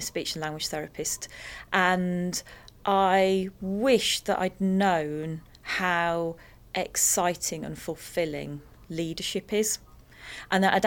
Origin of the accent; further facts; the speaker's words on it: the Black Country, West Midlands, United Kingdom; I come from the Black Country